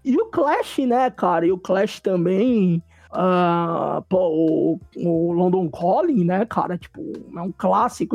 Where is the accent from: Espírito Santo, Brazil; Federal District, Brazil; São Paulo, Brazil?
São Paulo, Brazil; eu, sou nascido da Zona Leste